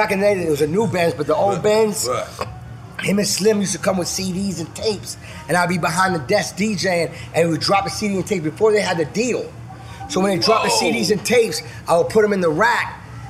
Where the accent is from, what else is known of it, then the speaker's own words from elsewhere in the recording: Florida, United States; also born or lived in New Orleans, Louisiana / North Carolina / Miami-Dade County, Florida; I'm a Florida boy. I was raised in Florida.